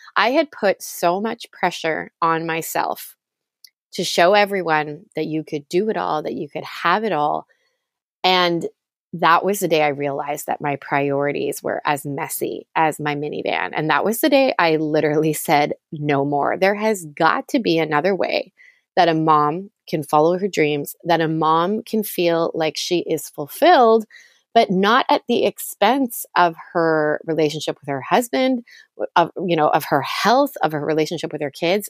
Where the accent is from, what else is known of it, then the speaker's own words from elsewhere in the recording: Toronto, Ontario, Canada; I grew up in Toronto, Canada